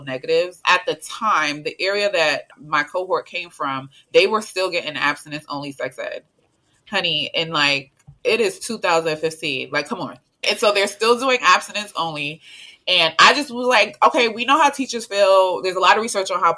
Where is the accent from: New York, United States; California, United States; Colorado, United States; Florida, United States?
New York, United States; New York City; moved away as an adult; also born or lived in Statesboro, Georgia; I'm the girl from Brooklyn